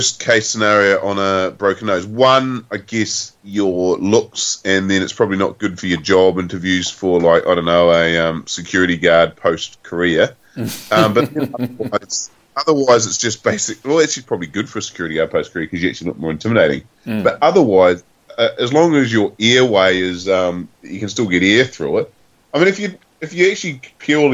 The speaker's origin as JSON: {"language": "English", "country": "New Zealand", "first_language": "Māori", "said": "which is in my native language, Te Reo."}